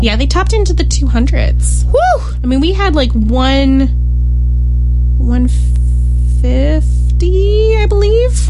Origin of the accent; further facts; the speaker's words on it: United States; as an American